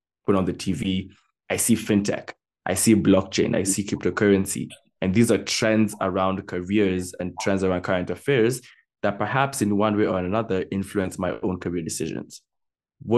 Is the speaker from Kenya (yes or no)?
yes; Kenya; also born or lived in United States; When at the peak of my elementary school, when I was growing up in the States, my parents sent me back to Kenya, right? And so I was living with my cousins for a number of years